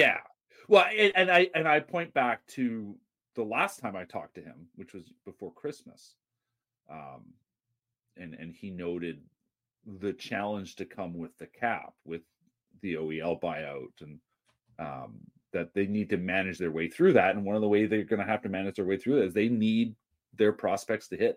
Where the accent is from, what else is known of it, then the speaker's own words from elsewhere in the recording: Vancouver, British Columbia, Canada; I grew up in Dunbar